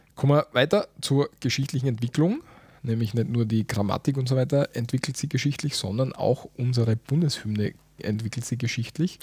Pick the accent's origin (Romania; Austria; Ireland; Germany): Austria; Bei uns in Österreich